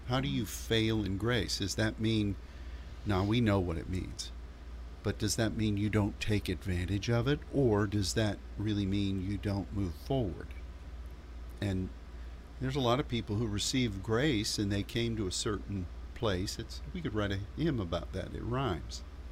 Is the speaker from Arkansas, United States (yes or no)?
no; Pittsburgh, Pennsylvania, United States; my hometown mm-hmm. of Pittsburgh